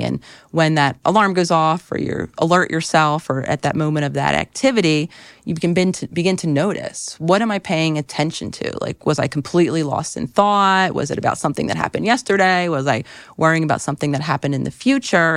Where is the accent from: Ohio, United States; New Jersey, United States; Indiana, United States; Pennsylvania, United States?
Pennsylvania, United States; Philadelphia; moved away; being in Philadelphia, which was my hometown where I thought I wanted to live, for the foreseeable future